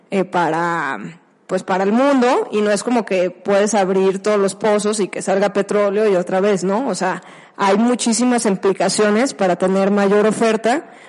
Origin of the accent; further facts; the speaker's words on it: Mexico; oye, pero esto nos beneficia como mexicanos porque tenemos Pemex y vamos a tener mayores ingresos